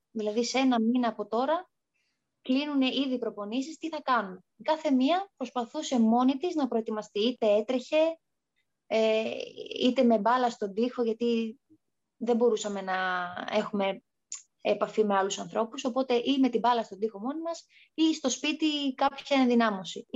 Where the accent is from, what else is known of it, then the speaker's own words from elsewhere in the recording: Thessaloniki, Central Macedonia, Greece; moved away as an adult; στην πόλη μου. Η Κωνσταντινούπολη είναι τρει-τέσσερι ώρε μέχρι Θεσσαλονίκη